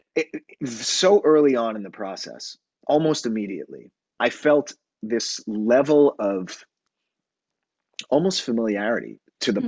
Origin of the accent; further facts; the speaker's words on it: New York City, New York, United States; also born or lived in Long Island; I grew up in on Long Island and in New York City